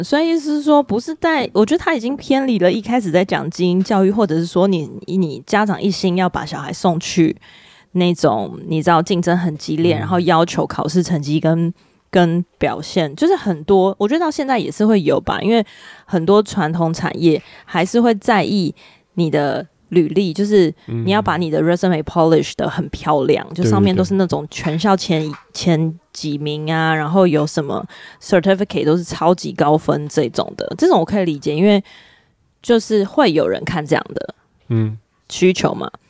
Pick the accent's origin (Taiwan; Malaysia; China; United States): United States; 因此，我在美国长大的时候，社会教给我们的潜规则就是男人要照顾女人，be a gentleman。